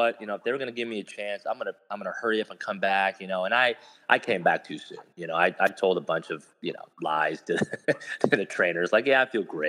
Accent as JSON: {"language": "English", "town": "Kansas City", "region": "Missouri", "country": "United States", "tie": "born or raised there", "said": "in Kansas City, in my hometown, you know, 15 minutes from my house"}